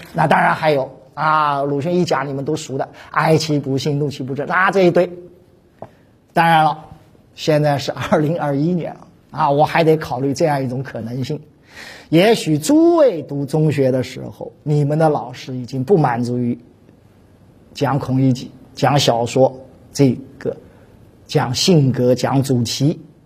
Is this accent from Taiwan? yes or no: no; China; 我们中国人